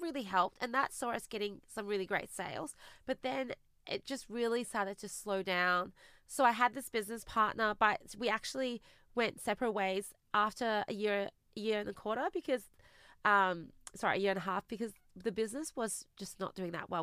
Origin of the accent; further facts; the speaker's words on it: Australia; also born or lived in China; we immigrated to Australia together when I was eight